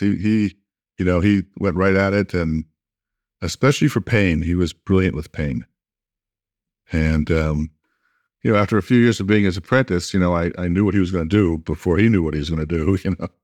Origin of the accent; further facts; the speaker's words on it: Massachusetts, United States; I'm from Massachusetts